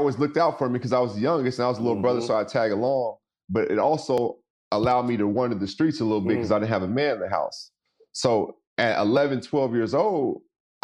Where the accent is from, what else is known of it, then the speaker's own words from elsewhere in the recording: Seattle, Washington, United States; also born or lived in Los Angeles; I was born and raised in Seattle